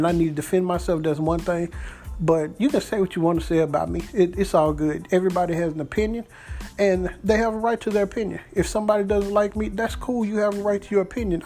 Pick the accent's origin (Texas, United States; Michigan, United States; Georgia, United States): Texas, United States; Dallas; also born or lived in Mesquite, Texas; I grew up in Pleasant Grove, which is a part of Dallas